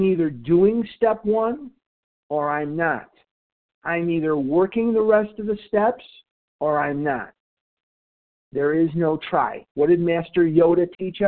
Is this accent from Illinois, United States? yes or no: yes; Illinois, United States; I'm not from Missouri. I'm from Illinois.